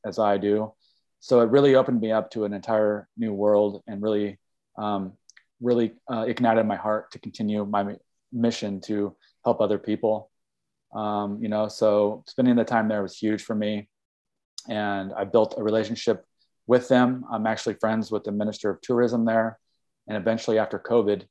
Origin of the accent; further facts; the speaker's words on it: Kansas City, Missouri, United States; moved away as an adult; also born or lived in Humboldt County, California / East Coast; now in Mendocino, United States; I grew up in Kansas City, Missouri. I lived there for 30 years.